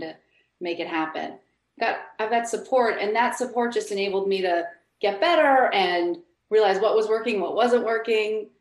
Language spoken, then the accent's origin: English; Buffalo, New York, United States; now in Los Angeles, United States; I grew up in Buffalo, New York.